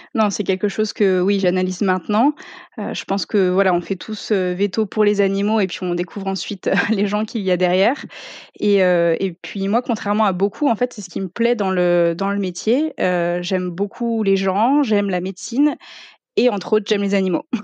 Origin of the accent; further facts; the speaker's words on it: Ardennes, Grand Est, France; moved away as an adult; also born or lived in Reims / Paris; moi je viens de l'Est